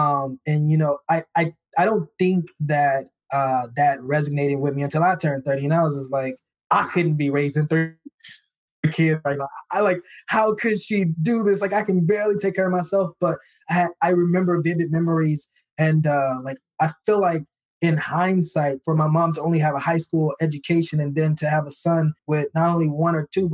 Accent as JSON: {"language": "English", "region": "the South", "country": "United States", "tie": "born or raised there", "said": "I grew up in the South, so of course I'm big on church"}